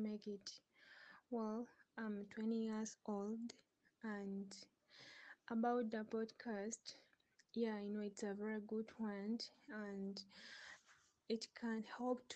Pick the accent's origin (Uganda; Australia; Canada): Uganda; also born or lived in Kampala, Uganda; I live in Kampala, Uganda. That's my country.